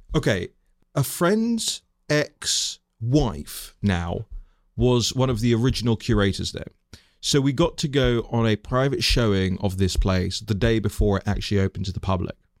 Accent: London, United Kingdom; moved away; I was born and raised in West London to, um, Tanzanian, uh, Indian immigrant parents

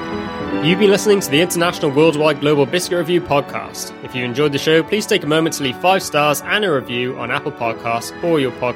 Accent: United Kingdom; as a British person

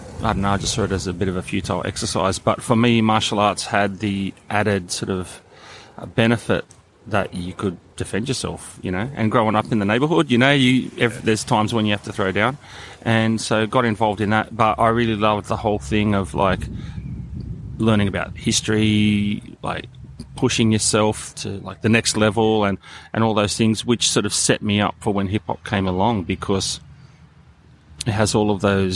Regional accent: Bankstown, New South Wales, Australia; also born or lived in Petersham; originally from Bankstown, so born and bred in Bankstown.

